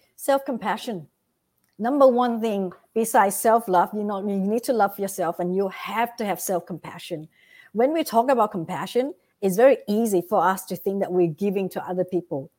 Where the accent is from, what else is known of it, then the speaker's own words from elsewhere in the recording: Vietnam; moved away; I came from Vietnam